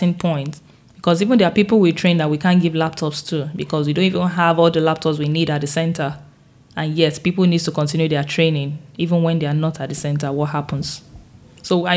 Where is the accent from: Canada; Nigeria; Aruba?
Nigeria; I'm the first from Nigeria in 12 years and I'm the only one from Africa this year.